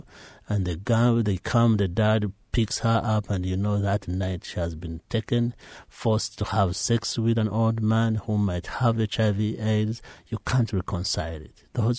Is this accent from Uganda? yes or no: yes; Uganda; every time it snows, my mind goes back home. Every time we make a meal, I miss home. All friends I grew up with are in Uganda.